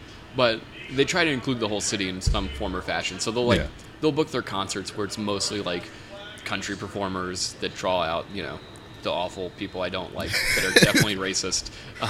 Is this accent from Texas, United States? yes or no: yes; Houston, Texas, United States; Yeah. No, so growing up in Houston for me wasn't exactly difficult or anything. Like, I don't have any complaints, though. At an early age, I'm like, I don't like the Southern culture. Mm-hmm. So I've gone out of my way to, like, not have a Texas accent.